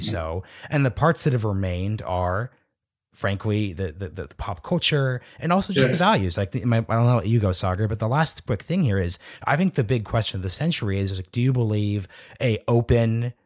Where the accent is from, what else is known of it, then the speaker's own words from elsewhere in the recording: United States; I'm Black, I'm African American